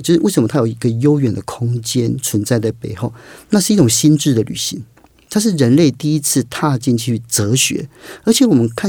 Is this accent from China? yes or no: no; Kaohsiung, Taiwan; 所以也花更多时间到外县，因为我是高雄人嘛